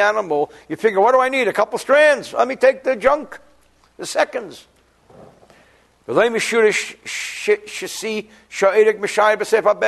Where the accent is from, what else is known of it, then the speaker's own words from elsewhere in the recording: New Jersey, United States; I'm from New Jersey